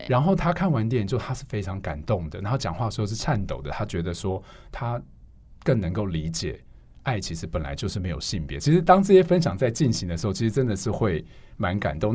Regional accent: Hualien, Hualien County, Taiwan; moved away; 因为我是花莲人，然后我们上礼拜回花莲

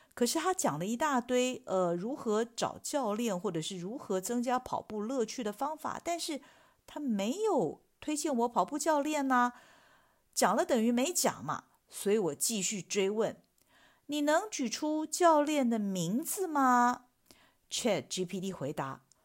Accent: Taiwan; 我们台湾人讲的是伸展

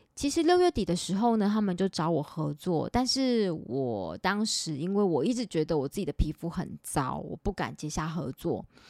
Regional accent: Taipei, Taiwan; 因为我是台北人

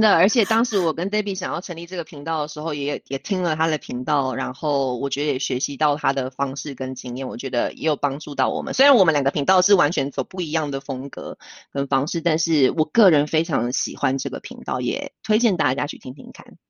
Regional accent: Taiwan; now in Switzerland; 身为台湾人

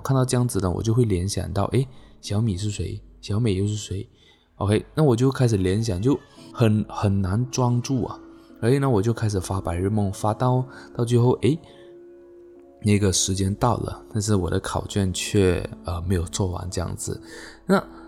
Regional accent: Malaysia; 那我来自马来西亚，OK，今年二十五岁。

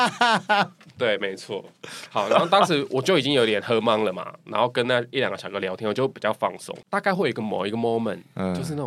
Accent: Taiwan; 然后一听到我是台湾人

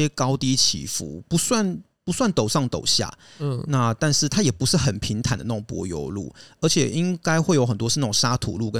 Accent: France; 法国人嘛，我们法国人是比较自我中心一点，你知道？

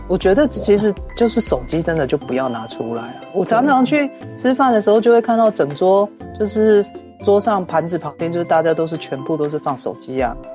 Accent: Taiwan; 我们台湾人

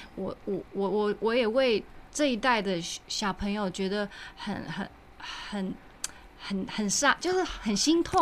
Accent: Taichung, Taiwan; now in United States; 我本人就是从小在逢甲夜市，嗯。呃，长大的。啊。那因为爸爸在，在那边，呃，教书，所以我常常就是每天晚上都要去逛夜市

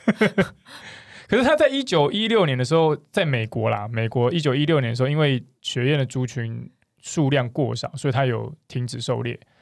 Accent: Kaohsiung, Taiwan; 因为我是高雄人，所以我其实， 所以我其实在高雄的时候

